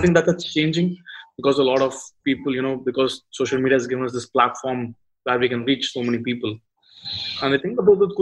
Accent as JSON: {"language": "English", "country": "India", "said": "being an Indian"}